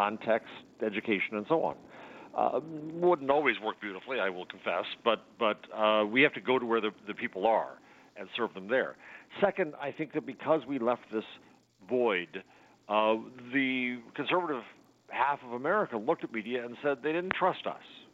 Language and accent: English; United States; as an American and as a journalist